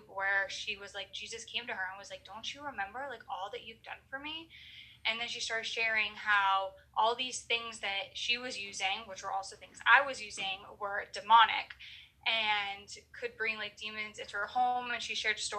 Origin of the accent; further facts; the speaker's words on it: Maine, United States; I am from Maine